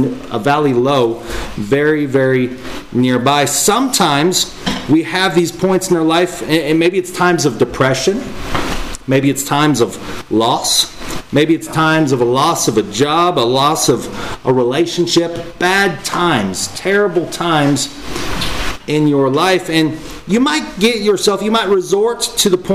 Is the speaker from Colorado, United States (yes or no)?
yes; Eastern Colorado, United States; now in Corsicana, United States; I grew up in Eastern Colorado for a time as well